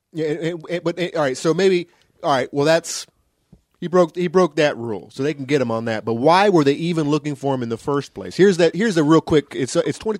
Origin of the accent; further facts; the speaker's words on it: the South, United States; I grew up in the South